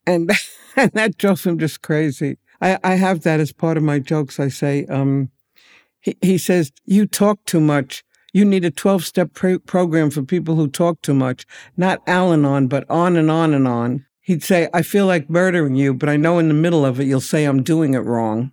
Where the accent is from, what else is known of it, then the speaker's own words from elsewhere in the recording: New York City, New York, United States; I'm a native New Yorker, and I lived near, grew up near the Yankee Stadium